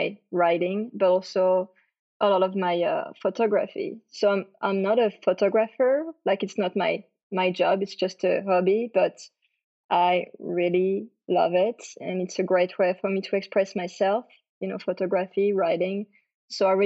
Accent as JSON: {"language": "English", "country": "France", "tie": "born or raised there", "second_language": "English", "moved": "as an adult", "lives_now": "Texas, United States", "said": "I was born and raised in France, as you can probably hear because of my accent. I came here in Texas in 2011 to be an au pair."}